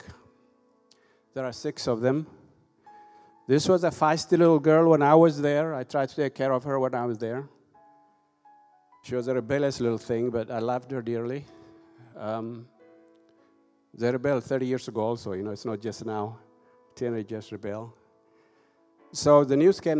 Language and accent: English; Ethiopia; also born or lived in Europe / United States; now in Tifton, United States; I'm originally from Ethiopia. I left my country over 30 years ago